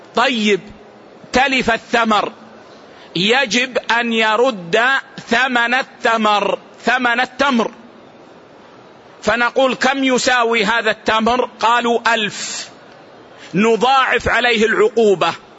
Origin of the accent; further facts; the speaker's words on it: Saudi Arabia; عندنا في السعودية